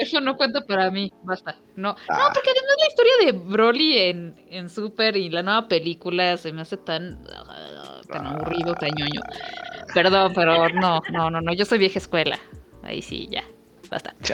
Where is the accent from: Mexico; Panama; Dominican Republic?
Mexico; accent: Mexican (Valley of Mexico); tenemos un acento sobre todo en el Valle de México